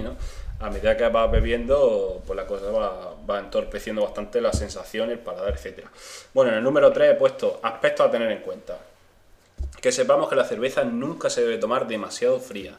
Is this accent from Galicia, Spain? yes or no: no; eastern Andalusia, Spain; A nosotros, lo de la zona este, la zona oriental.